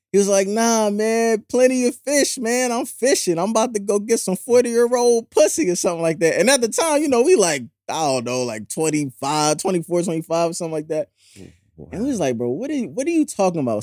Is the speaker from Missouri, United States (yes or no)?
yes; St. Louis, Missouri, United States; now in Philadelphia, United States; I'm from Saint Louis, I live in Philly